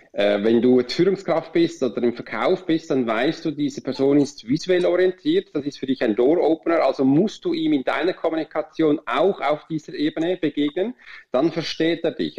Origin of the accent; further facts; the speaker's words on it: Switzerland; wir Schweizer